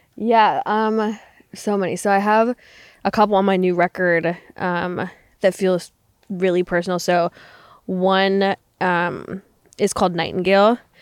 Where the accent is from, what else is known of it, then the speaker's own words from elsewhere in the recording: Canada; moved away; I grew up in Canada